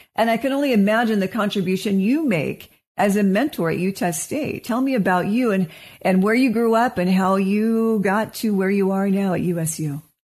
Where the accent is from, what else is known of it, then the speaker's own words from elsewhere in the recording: Wenatchee, Washington, United States; now in Salt Lake City, United States; I am from Wenatchee, Washington.